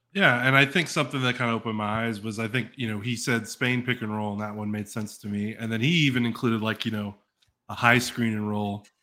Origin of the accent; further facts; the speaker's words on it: Dallas, Texas, United States; I grew up in in Dallas, like Dallas